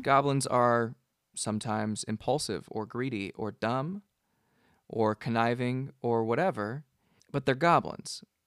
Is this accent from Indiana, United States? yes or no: no; Gilroy, California, United States; moved away as an adult; now in Seattle, United States; I grew up in Gilroy